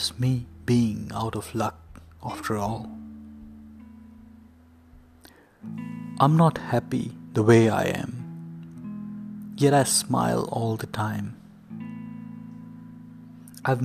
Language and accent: English; India; I grew up in India